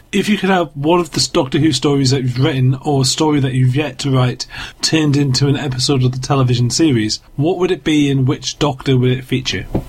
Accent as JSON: {"language": "English", "country": "United Kingdom", "said": "I'm British"}